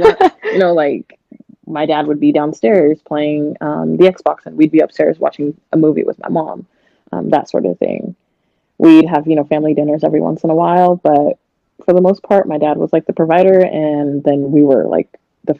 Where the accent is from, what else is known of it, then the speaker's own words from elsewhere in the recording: Portland, Oregon, United States; born there; now in Hillsboro, United States; I was born in Portland, raised kind of all over. I'm 28. I have an 8-year-old son, and we're living in Hillsboro, Beaverton area of Oregon right now.